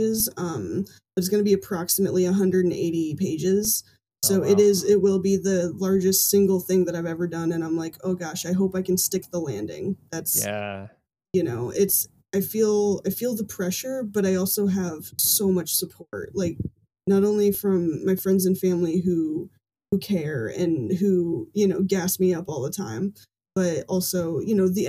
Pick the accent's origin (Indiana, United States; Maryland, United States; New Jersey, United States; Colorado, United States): Indiana, United States; Fort Wayne; my hometown here in Fort Wayne